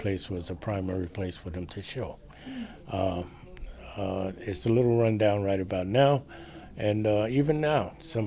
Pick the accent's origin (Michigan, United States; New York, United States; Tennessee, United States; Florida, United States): New York, United States; New York City; also born or lived in Bedford-Stuyvesant, Brooklyn; I was born in Cumberland Hospital, which is no longer, and we lived at 167 Navy Street down by the Brooklyn Navy